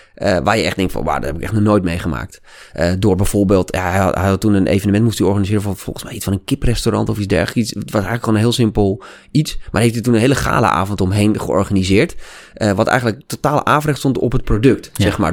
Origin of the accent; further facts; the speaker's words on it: Amsterdam, North Holland, Netherlands; accent: Amsterdam; ik kom uit Amsterdam en ik was toen heel erg bezig met logopedie, ook om mijn Amsterdamse accent af te leren